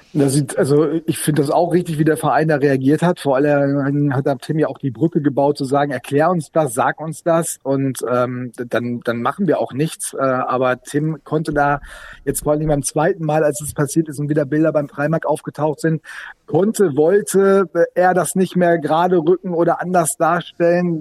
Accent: Sauerland, North Rhine-Westphalia, Germany; now in Bremen, Germany; Ich bin auch zugereist. Ich bin zugereister Sauerländer

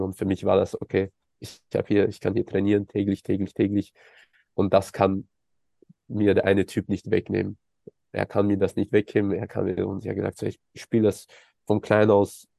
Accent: Austria; moved away; also born or lived in Los Angeles, United States / Germany; ich als Österreicher

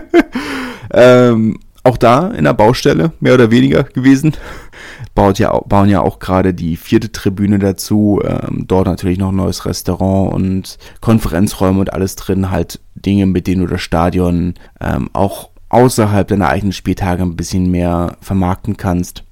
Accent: Berlin, Germany; als Großstädter, als Berliner

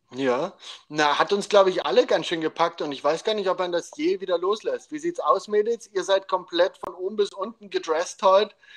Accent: Dresden, Saxony, Germany; wo ich aufgewachsen bin, in Dresden

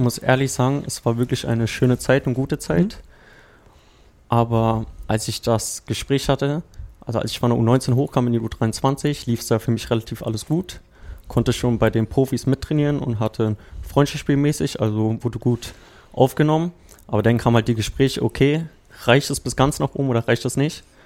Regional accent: Berlin, Germany; moved away as an adult; also born or lived in Croatia; now in Potsdam, Germany; ich bin ja ursprünglich Berliner

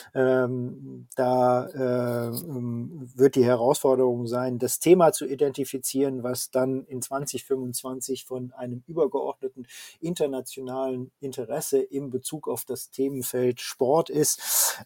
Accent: Ruhr area, North Rhine-Westphalia, Germany; ich komme ja selber aus der Region

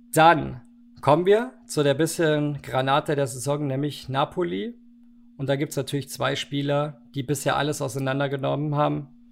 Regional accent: Germany; ich eine deutsche Kartoffel bin

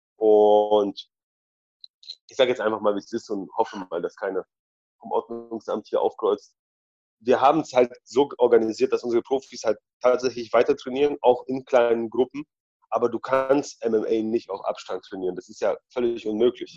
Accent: Balingen, Baden-Württemberg, Germany; also born or lived in Poland; ich bin ja in Polen geboren und in Deutschland aufgewachsen

